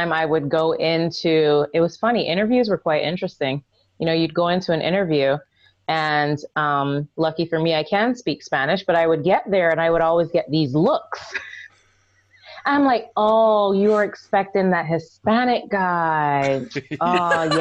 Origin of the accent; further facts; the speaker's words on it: Barbados; moved away as an adult; also born or lived in New York; now in Atlanta, United States; I grew up in Barbados